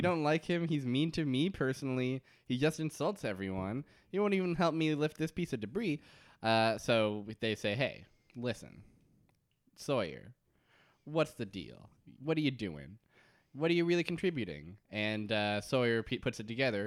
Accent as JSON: {"language": "English", "country": "Canada"}